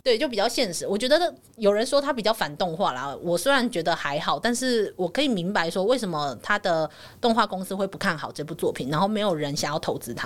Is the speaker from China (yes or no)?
no; Taiwan; 我还是一个台湾人的身份